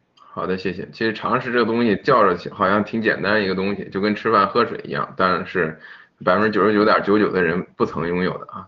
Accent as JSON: {"language": "Chinese", "region": "Henan", "country": "China", "said": "作为一个河南人"}